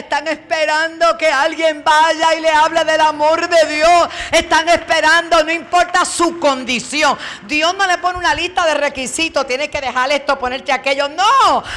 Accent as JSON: {"language": "Spanish", "town": "Bayamón", "country": "Puerto Rico", "tie": "born or raised there", "also_born_or_lived": "New York", "lives_now": "Toa Alta, Puerto Rico", "said": "yo nací en Nueva York, me crié en Bayamón y me sembraron en el barrio Piña de Toalta"}